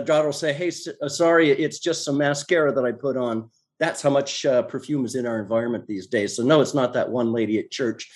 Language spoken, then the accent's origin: English; Oregon, United States; from Oregon originally